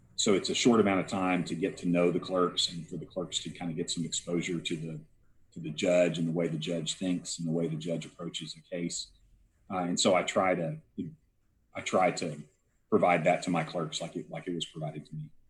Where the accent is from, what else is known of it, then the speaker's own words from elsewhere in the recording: Garland, Texas, United States; also born or lived in Dallas; I was born in Dallas and I grew up in Garland, a suburb of, of Dallas, uh, and lived there um, right up until I left for college.